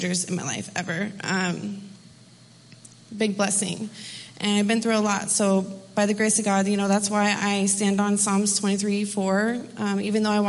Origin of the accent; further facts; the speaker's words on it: Washington, United States; I'm from Washington State